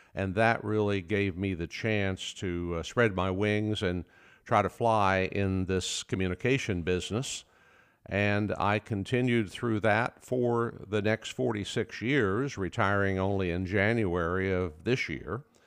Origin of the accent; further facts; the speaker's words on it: Oklahoma, United States; the farm I grew up on in Oklahoma